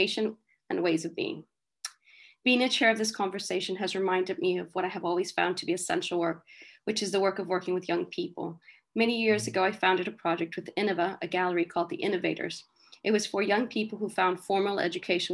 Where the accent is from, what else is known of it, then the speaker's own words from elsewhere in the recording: northern Mexico, Mexico; moved away; we are desert people from Northern Mexico